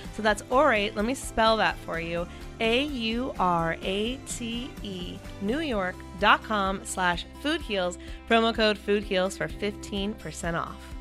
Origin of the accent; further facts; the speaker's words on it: North Carolina, United States; now in California, United States; I'm the girl from North Carolina that moved to California